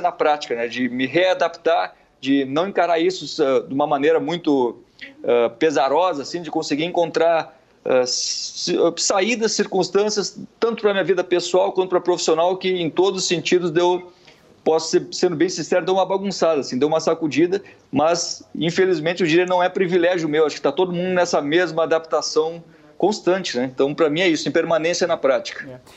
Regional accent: Gaúcho, Rio Grande do Sul, Brazil; moved away as an adult; now in Rio de Janeiro, Brazil; Eu sou gaúcho, mas moro no Rio há uma década

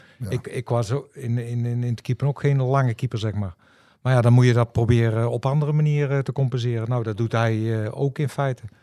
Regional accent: Tilburg, North Brabant, Netherlands; Ik ben acteur. Je kan me kennen van eh, bijvoorbeeld Sluipschutters. Ik ben een Tilburger en ik ben ook nog eens een Willem II supporter.

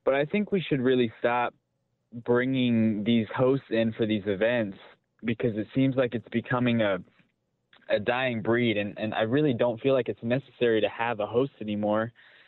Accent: Philippines; And I'm a Filipino.

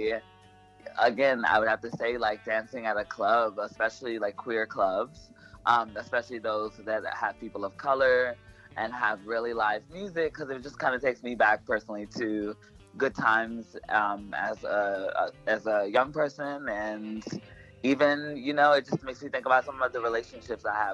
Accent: the South, United States; now in New York, United States; growing up in the South

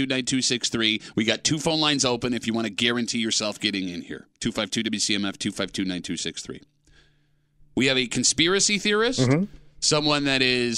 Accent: Gates, New York, United States; I grew up in Gates.

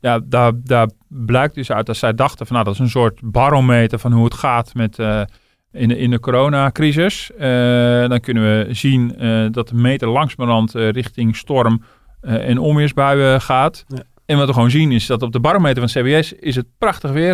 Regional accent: Netherlands

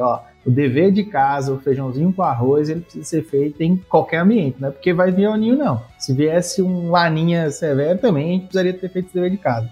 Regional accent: Bahia, Brazil; Eu sou baiano, um dos poucos baianos aqui no oeste da Bahia

